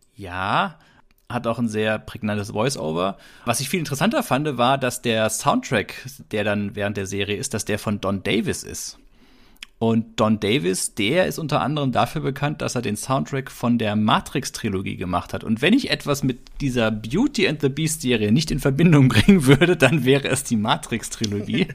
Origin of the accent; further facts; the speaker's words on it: Baden-Württemberg, Germany; wir hier im heimischen Baden-Württemberg in Süddeutschland, wo ich groß geworden bin